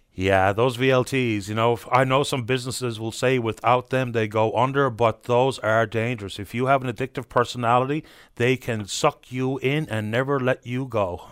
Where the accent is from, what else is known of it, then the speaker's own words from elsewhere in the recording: St. John's, Newfoundland and Labrador, Canada; I grew up on Smithville Crescent